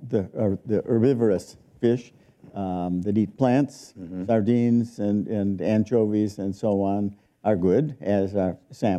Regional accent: Michigan, United States; I grew up in Michigan.

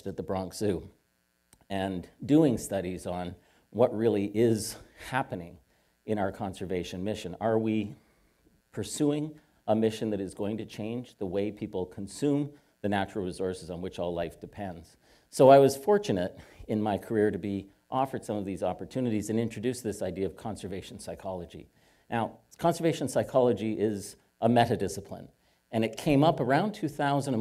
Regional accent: Hamilton, Ontario, Canada; I am Canadian. I was born just south of the California border, officially. In a place called Hamilton, Ontario

